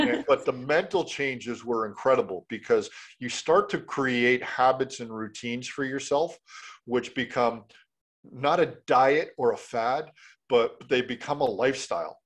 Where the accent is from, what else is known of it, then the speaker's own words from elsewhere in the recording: Canada; I'm a Canadian